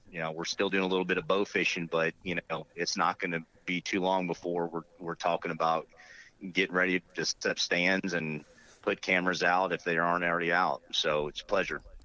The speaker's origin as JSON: {"language": "English", "town": "Kissimmee", "region": "Florida", "country": "United States", "tie": "born or raised there", "also_born_or_lived": "Okeechobee, Florida", "moved": "yes", "said": "I grew up on a big cattle ranch down in Florida"}